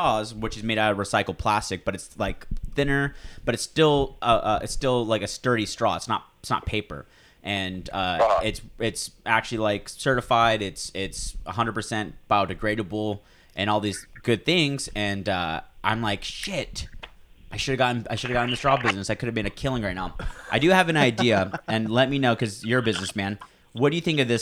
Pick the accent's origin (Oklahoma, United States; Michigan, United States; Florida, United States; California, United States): California, United States; moved away; back home in California